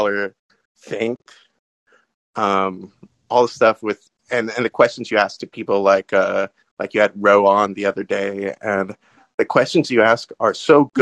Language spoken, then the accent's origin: English; California, United States; I'm from California